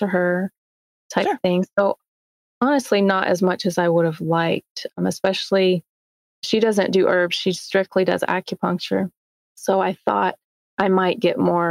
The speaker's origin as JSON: {"language": "English", "region": "Texas", "country": "United States", "tie": "born or raised there", "moved": "as an adult", "lives_now": "Coeur d'Alene, United States", "said": "So I grew up and graduated in Texas."}